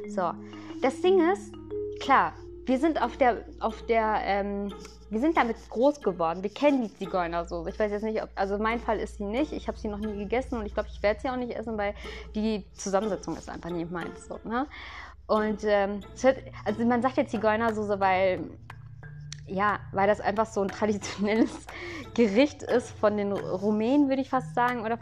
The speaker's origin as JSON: {"language": "German", "town": "Dortmund", "region": "North Rhine-Westphalia", "country": "Germany", "said": "aber nein, ich bin in Lünen geboren, ich bin in Dortmund geboren, also bin ich auch Dortmunder."}